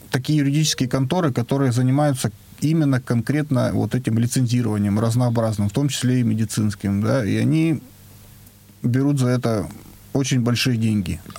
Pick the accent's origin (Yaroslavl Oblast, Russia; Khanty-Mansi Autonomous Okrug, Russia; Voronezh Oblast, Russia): Yaroslavl Oblast, Russia; now in Ryazan, Russia; Ярославской области, я из Ярославской области.